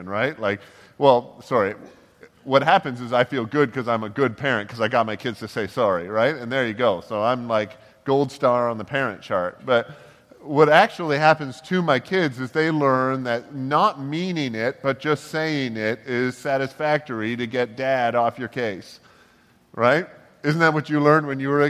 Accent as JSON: {"language": "English", "town": "Toronto", "region": "Ontario", "country": "Canada", "tie": "born or raised there", "said": "we grew up in Toronto and in the Toronto area"}